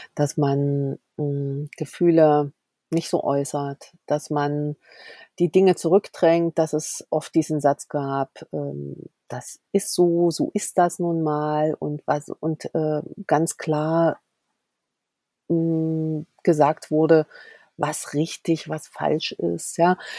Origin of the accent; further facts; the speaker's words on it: Erfurt, Thuringia, Germany; komme aus Thüringen, gebürtig aus Erfurt